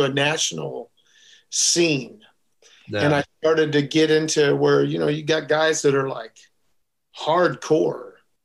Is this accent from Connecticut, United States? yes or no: no; St. Louis, Missouri, United States; now in Texas, United States; I grew up in St. Louis, and we are truly, you know, the home of the blues